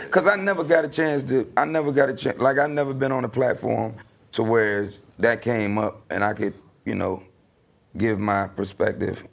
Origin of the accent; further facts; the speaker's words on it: Virginia, United States; I'm from Virginia.